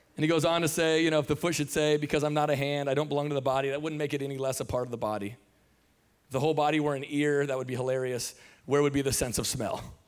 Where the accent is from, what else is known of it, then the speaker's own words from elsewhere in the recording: Tacoma, Washington, United States; I'm from Tacoma, Washington, born and raised